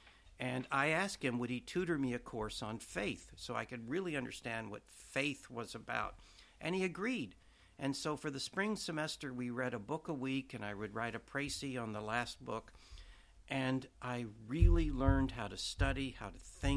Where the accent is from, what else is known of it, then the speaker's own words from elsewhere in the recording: Oklahoma, United States; moved away as an adult; also born or lived in New York / St. Louis; now in Washington, United States; I grew up in Oklahoma, and I went to a minor seminary in 1960 for high school